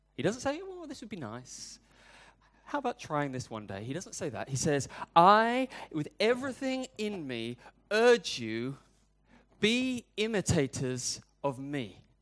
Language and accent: English; United Kingdom; I'm British